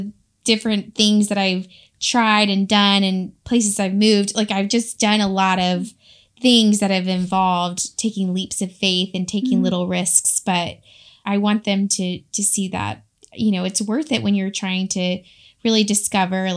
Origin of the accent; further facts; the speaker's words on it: Raleigh, North Carolina, United States; moved away as an adult; also born or lived in Gainesville / Kentucky; So I grew up in Raleigh, North Carolina. I'm a Carolina girl.